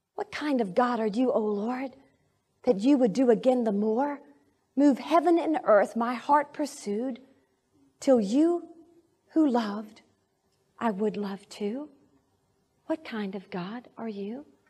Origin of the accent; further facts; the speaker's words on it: Arkadelphia, Arkansas, United States; moved away; my hometown in Arkadelphia